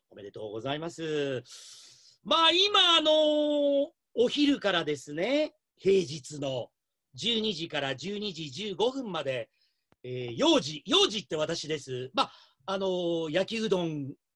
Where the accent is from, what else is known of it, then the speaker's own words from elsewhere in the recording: Shimonoseki, Yamaguchi, Japan; moved away; 地元の下関で